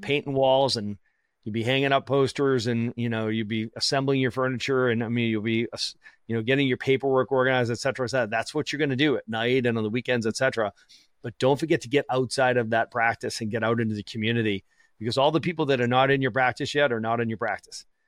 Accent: Boston, Massachusetts, United States; I'm from Boston

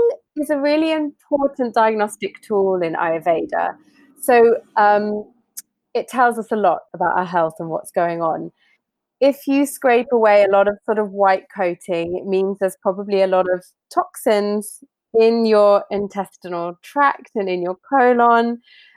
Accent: United Kingdom; I'm British

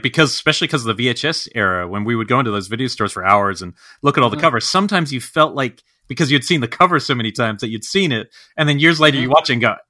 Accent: New Zealand; growing up in New Zealand

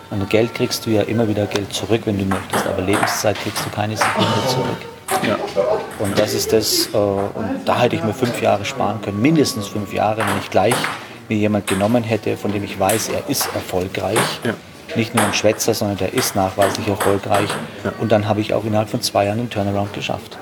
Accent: Straubing, Bavaria, Germany; in Straubing, wo ich herkomme, hier habt ihr die, die, die Alster, wir haben die Donau

